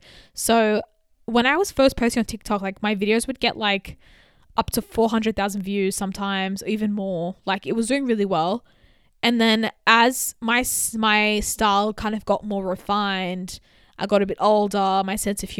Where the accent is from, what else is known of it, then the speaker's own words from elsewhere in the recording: Australia; I grew up in Australia. I've definitely experienced racism.